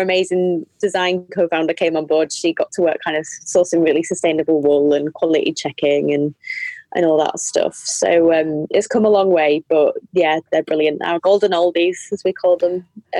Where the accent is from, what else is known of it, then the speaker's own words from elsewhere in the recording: North Tyneside, North East England, United Kingdom; also born or lived in Yorkshire / Manchester / Bristol; I was born in Yorkshire and then moved to the Northeast, North Tyneside, when I was a kid. So, and I've lived in Manchester and Bristol, so dependi